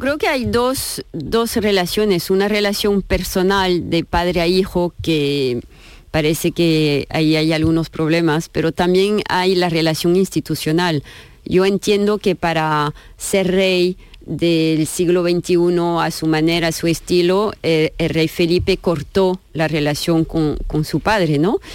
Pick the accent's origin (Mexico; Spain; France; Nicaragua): France; Spanish is a second language; moved away; yo, soy francesa